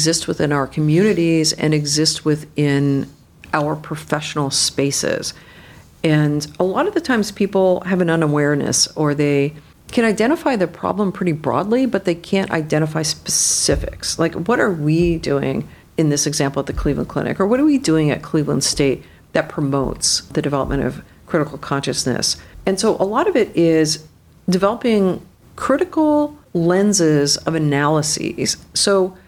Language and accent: English; Canada; now in United States; I grew up in Canada